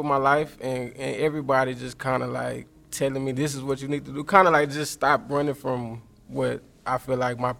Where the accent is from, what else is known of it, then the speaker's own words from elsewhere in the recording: Fort Worth, Texas, United States; I'm from Fort Worth.